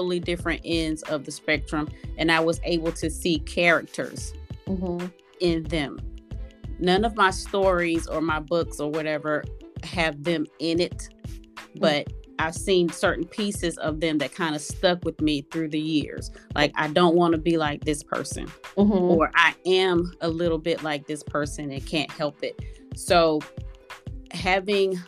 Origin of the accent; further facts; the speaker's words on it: the South, United States; I am from the South, so I'm a country girl